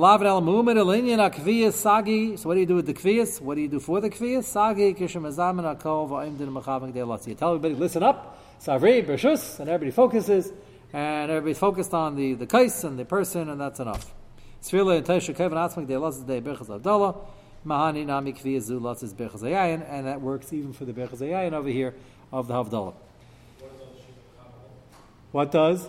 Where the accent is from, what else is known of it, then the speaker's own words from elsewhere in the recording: United States; As an American